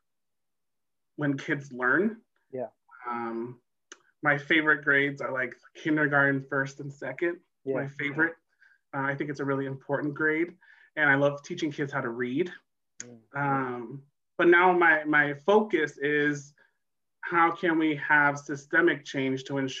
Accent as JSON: {"language": "English", "town": "San Mateo", "region": "California", "country": "United States", "tie": "born or raised there", "also_born_or_lived": "El Salvador", "said": "I was born in El Salvador, came here in the late 80s during the Civil War, went to public school my whole life, grew up in San Mateo in the Bay Area"}